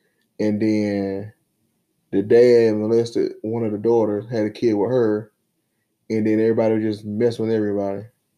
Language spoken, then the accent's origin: English; Dunn, North Carolina, United States; My hometown in Dunn